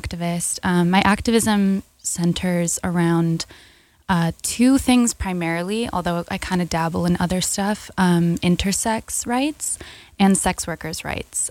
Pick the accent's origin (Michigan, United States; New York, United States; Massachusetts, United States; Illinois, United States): New York, United States; growing up in America in the public school system